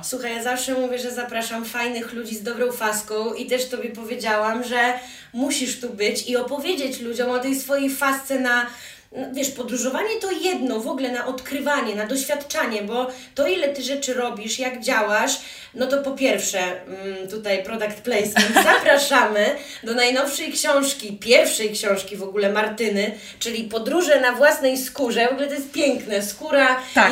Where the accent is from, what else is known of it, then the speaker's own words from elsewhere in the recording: Białystok, Podlaskie Voivodeship, Poland; ja jestem z Białegostoku, jestem totalną też patriotką lokalną